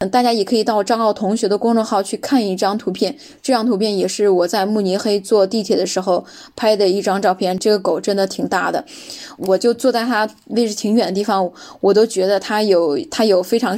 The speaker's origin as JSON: {"language": "Chinese", "country": "China", "said": "我说这不是我们中国的吗？"}